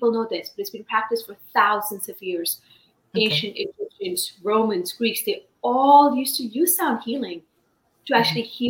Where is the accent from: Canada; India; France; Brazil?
India; now in United States; I was born in India. I've been in the United States for over 28 years